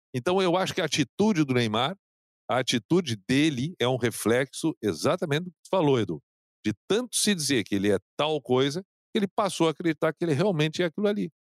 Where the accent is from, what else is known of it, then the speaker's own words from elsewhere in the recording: Canoas, Rio Grande do Sul, Brazil; no bairro onde eu, onde eu cresci, em Canoas